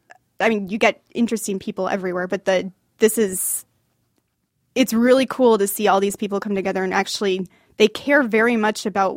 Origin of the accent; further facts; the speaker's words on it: Michigan, United States; now in Los Angeles, United States; I grew up in Michigan.